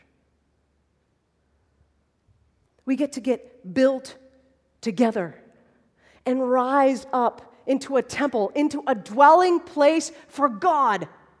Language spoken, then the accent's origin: English; Holland, Michigan, United States; I grew up in Holland, Michigan.